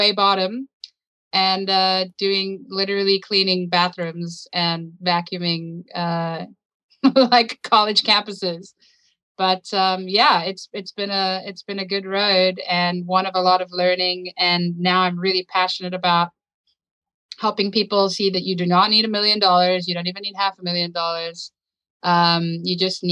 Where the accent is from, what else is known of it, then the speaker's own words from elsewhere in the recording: South Africa; moved away as an adult; also born or lived in United States; born and raised in South Africa.